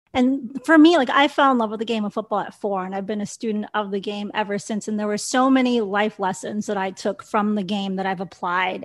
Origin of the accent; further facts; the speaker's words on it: Chicago, Illinois, United States; I'm from Chicago